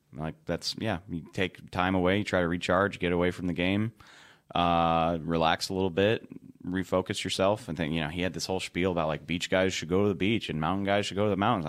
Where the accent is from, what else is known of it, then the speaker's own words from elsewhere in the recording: South Louisiana, United States; I'm from South Louisiana. That's why.